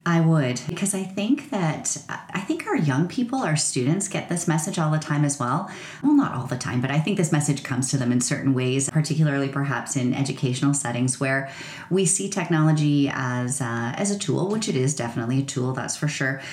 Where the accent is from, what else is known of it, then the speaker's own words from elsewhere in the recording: rural Ontario, Canada; I grew up in rural Ontario